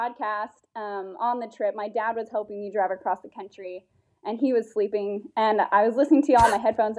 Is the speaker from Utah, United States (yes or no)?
yes; Utah, United States; I'm from Utah, however, I drove across the country last week to get to South Carolina to finally meet my fiance.